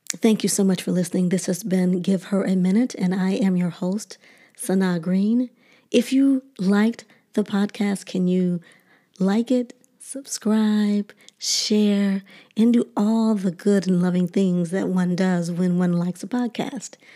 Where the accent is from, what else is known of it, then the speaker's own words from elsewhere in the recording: Detroit, Michigan, United States; a little black girl growing up in Detroit